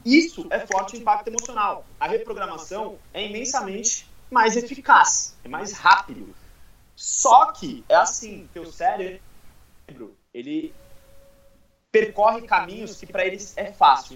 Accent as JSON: {"language": "Portuguese", "town": "Guarujá", "region": "São Paulo", "country": "Brazil", "tie": "born or raised there", "said": "Eu, eu sou do Guarujá"}